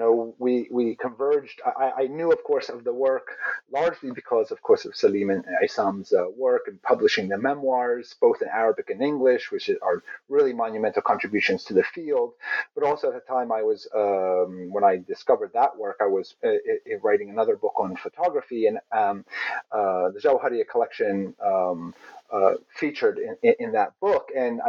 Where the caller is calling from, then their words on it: Virginia, United States; I'm beaming in from Pamunkey occupied territory, otherwise known as Virginia.